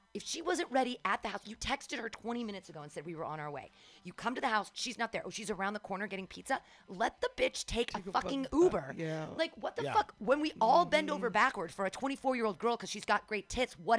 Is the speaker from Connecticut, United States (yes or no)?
no; San Francisco, California, United States; I'm from San Francisco.